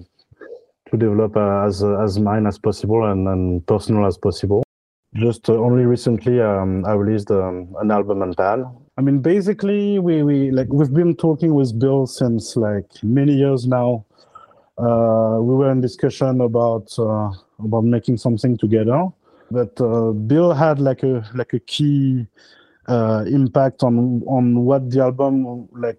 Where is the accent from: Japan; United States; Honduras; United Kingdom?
Honduras; now in Paris, France; I'm originally from Honduras. I was born there like in the mid 80s.